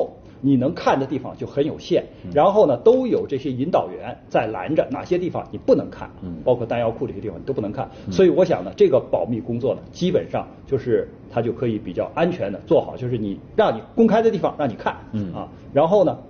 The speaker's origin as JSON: {"language": "Chinese", "country": "China", "said": "那就是说，我们中国人从此站起来"}